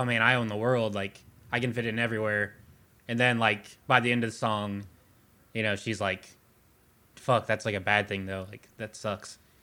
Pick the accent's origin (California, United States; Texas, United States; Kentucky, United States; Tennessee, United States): Kentucky, United States; Louisville; we're from Louisville.